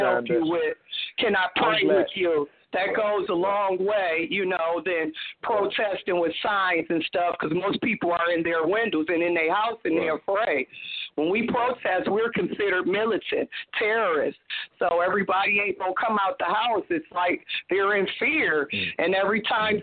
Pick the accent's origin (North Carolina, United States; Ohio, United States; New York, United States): Ohio, United States; Toledo; my hometown, Toledo, Ohio